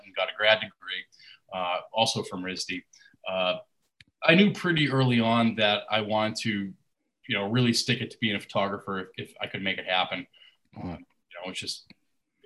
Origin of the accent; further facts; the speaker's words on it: Walpole, Massachusetts, United States; moved away as an adult; now in Providence, United States; I was born in Walpole